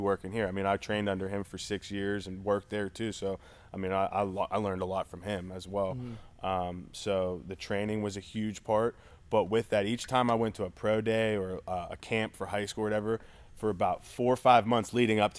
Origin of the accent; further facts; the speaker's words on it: Pittsburgh, Pennsylvania, United States; I'm from Pittsburgh